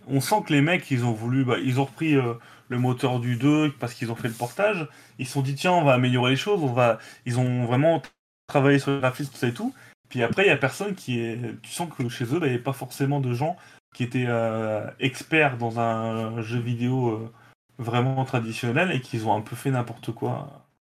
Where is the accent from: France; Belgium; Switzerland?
France; chez nous en France